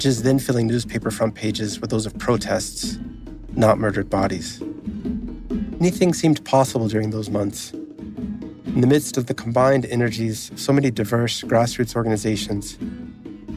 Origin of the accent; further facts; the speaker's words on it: Texas, United States; I grew up in Texas